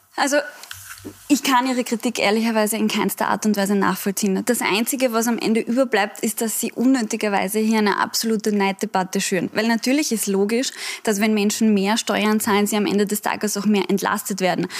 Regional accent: Vienna, Austria; wir sind ja eigentlich Wiener Kollegen

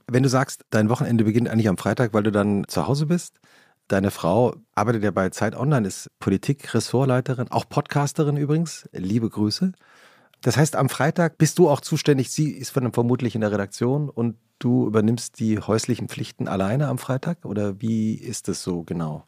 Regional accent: Hesse, Germany; wir sind ja beide in Hessen aufgewachsen

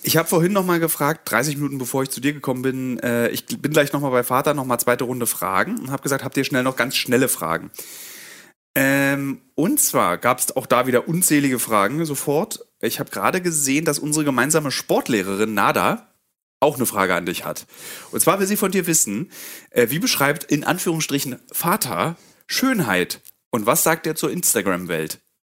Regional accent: Germany; als Deutsche

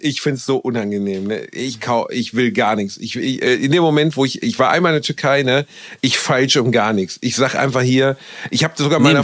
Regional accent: Germany; Ich bin Deutscher

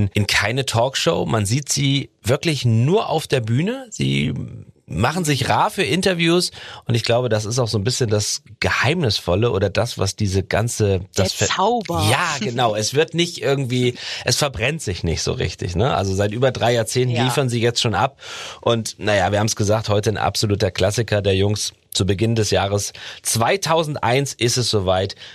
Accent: Berlin, Germany; Äh, das bin ich ja aus Berlin.

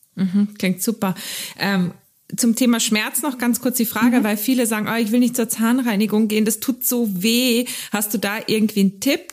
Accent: Carinthia, Austria; accent: Carinthian; moved away; ich bin ja Österreicherin, weißt du, deswegen ist es ja für mich immer, wenn ich da bin, dann rede ich aber kärntnerisch mit dir

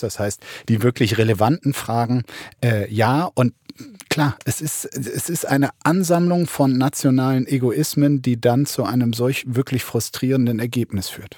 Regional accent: Brandenburg, Germany; bei uns in Brandenburg

